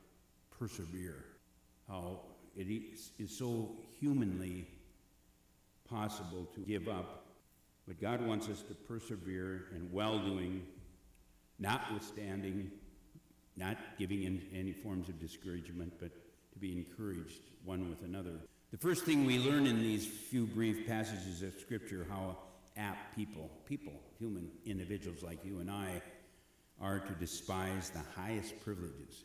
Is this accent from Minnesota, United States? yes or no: yes; Eagle Bend, Minnesota, United States; I grew up near Eagle Bend, was near Bertha Ricetown, and that was the first appointment that I had just a few miles down the road from my hometown